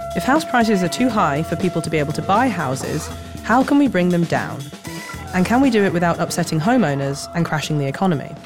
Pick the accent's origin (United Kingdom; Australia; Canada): United Kingdom; Leeds, Yorkshire and the Humber; moved away; from Leeds, my hometown